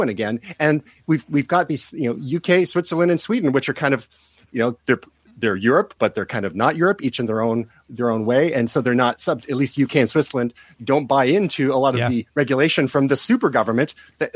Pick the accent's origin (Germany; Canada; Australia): Canada; I'm from Canada